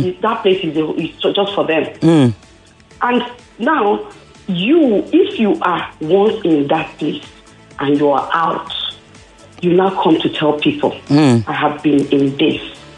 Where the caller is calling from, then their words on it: Abule Egba, Lagos, Nigeria; I'm calling from Abulegba.